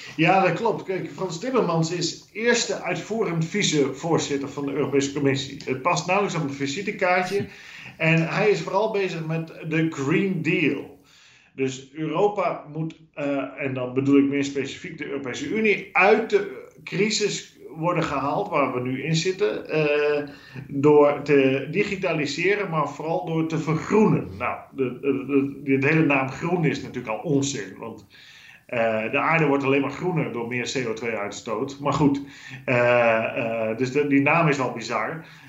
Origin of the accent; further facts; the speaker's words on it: Netherlands; moved away as an adult; now in Brussels, Belgium; als Nederlanders.